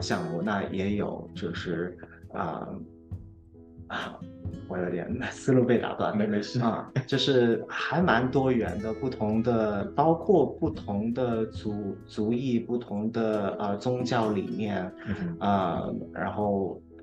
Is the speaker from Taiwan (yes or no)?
no; China; now in Houston, United States; 我们那届我只有只有我一个中国人